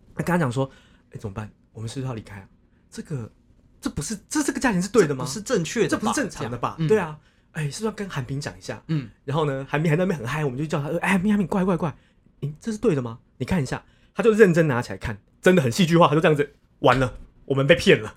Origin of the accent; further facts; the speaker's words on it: Taiwan; 我们就说，哦，台湾啊